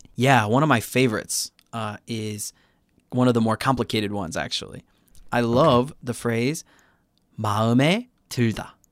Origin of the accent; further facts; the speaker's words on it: Chicago, Illinois, United States; now in Busan, South Korea; I'm from Chicago originally